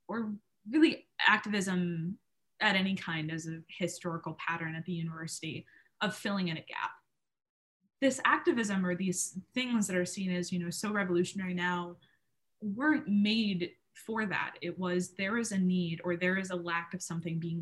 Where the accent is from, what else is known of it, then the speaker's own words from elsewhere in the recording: South Dakota, United States; moved away as an adult; now in Minnesota, United States; I grew up in South Dakota